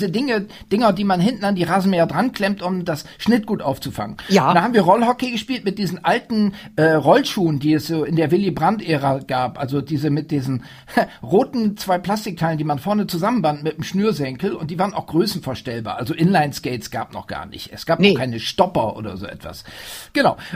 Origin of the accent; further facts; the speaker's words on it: Oldenburg, Lower Saxony, Germany; also born or lived in Wildeshausen; Also Wildeshausen, äh, das ist der mythische Ort der Familie …. Ich bin da in Wirklichkeit nur geboren und habe während meiner Kindheit die Wochenenden dort verbracht, meine Vettern und meine Oma besucht. Aufgewachsen bin ich in der Stadt Oldenburg.